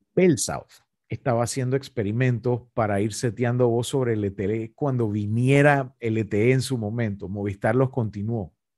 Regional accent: Panama; nos afecta como panameños

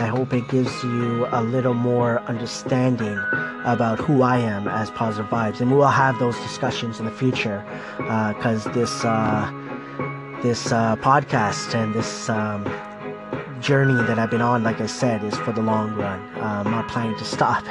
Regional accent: Toronto, Ontario, Canada; I was born in Scarborough, Ontario, many, many years ago.

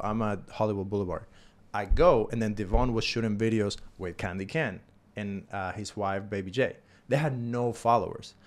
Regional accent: Cuba; now in United States; I'm coming from Cuba.

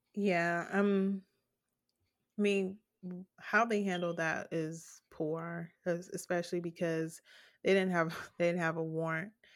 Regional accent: United States; as an American

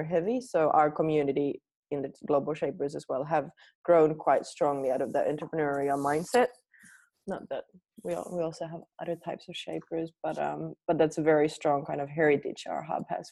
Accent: Finland; moved away as an adult; also born or lived in New Zealand / Australia; I was born here in Finland where everything was really far away

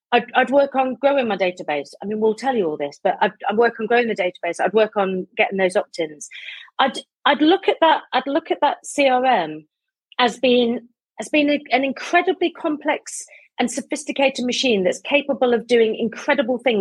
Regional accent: Midlands, United Kingdom; also born or lived in South London; now in London, United Kingdom; I'm from the Midlands originally. I live in South London

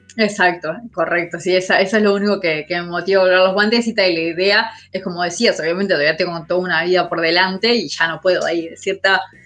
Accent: Montevideo, Uruguay; soy de La Teja

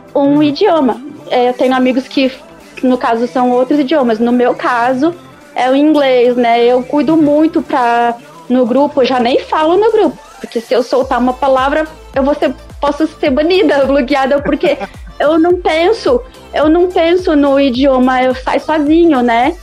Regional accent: Brazil; eu sou brasileira

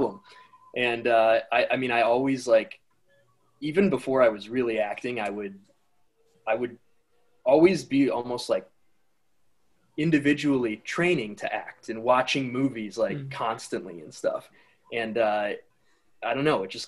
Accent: Wisconsin, United States; now in Los Angeles, United States; I'm from Wisconsin originally, and up by Chicago

